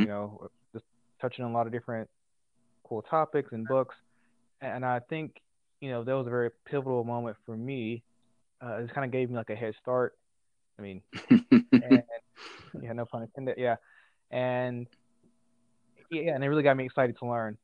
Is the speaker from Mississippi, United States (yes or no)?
yes; Jackson, Mississippi, United States; I'm originally from Jackson, Mississippi. I grew up in a single parent household